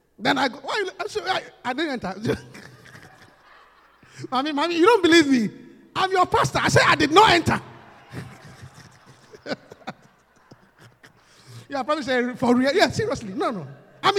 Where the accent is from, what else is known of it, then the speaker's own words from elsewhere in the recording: Ghana; moved away as an adult; also born or lived in London, United Kingdom; coming from Africa where alcohol is very expensive